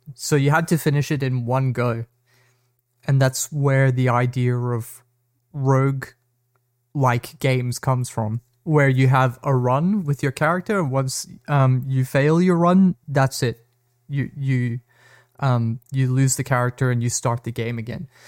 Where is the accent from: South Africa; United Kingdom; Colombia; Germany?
South Africa; I grew up in South Africa